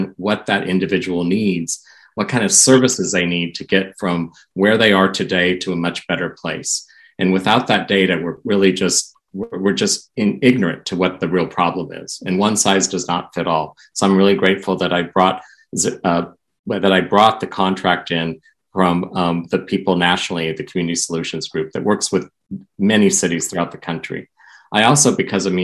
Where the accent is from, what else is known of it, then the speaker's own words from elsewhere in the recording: Portland, Oregon, United States; moved away as an adult; Portland's my hometown. I'm a graduate of Roosevelt High School